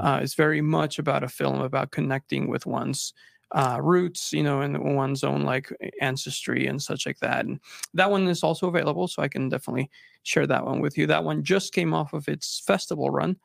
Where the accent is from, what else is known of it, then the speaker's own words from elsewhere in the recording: Texas, United States; moved away as an adult; also born or lived in Monterrey, Mexico; now in Utah, United States; I moved from Mexico, I was born in Mexico, immigrated to Texas, um, and lived there until I came to school, uh, here in Utah